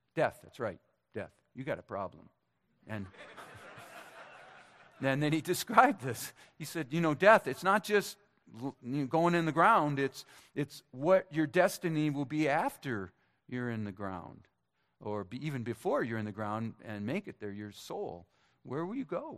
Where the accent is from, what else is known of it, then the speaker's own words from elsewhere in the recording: Minnesota, United States; moved away; My hometown Minnesotans